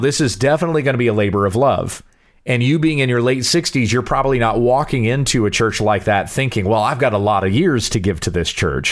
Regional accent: Southwest Kansas, United States; growing up in Southwest Kansas, where just about every single one of those little farming towns

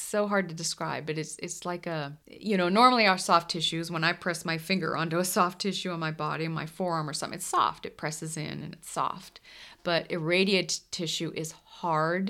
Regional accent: the Northeast, Mid-Atlantic, United States; moved away; I'm from the Mid-Atlantic, the Northeast

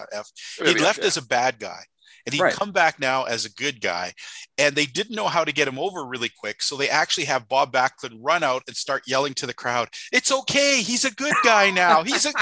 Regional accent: Grande Cache, Alberta, Canada; where I grew up in my hometown, you had to get that monthly for TSN. That's the only way you could get it up in Grand Cash

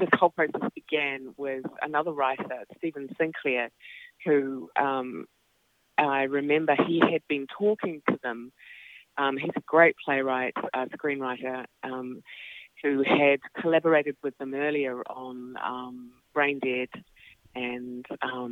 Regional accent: Auckland, New Zealand; I grew up in West Auckland, and behind us was a farm.

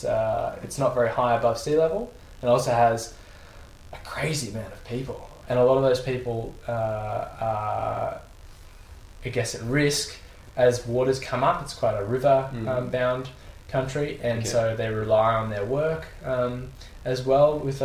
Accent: Australia; we're also Australian

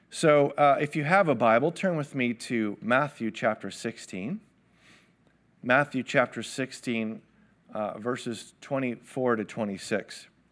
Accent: Toronto, Ontario, Canada; I grew up in Toronto.

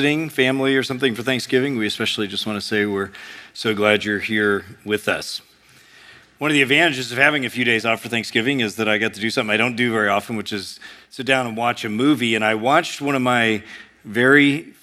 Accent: United States; we as Americans

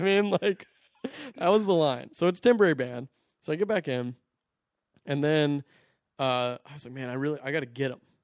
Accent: Orangevale, California, United States; I grew up in Orangeville

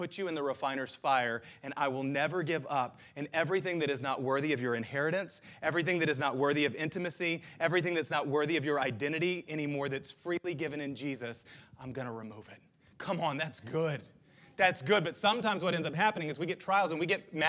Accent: United States; I'm proud to be an American

